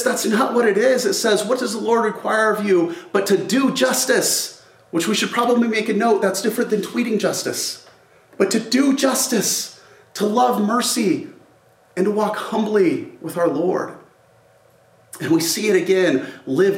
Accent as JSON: {"language": "English", "town": "Albuquerque", "region": "New Mexico", "country": "United States", "tie": "born or raised there", "said": "I grew up here in Albuquerque"}